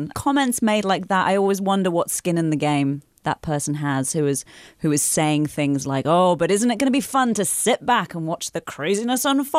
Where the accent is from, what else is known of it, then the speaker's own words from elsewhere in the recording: United Kingdom; moved away; I grew up in a culture where self-care was we just had another word for it, which was self-indulgence.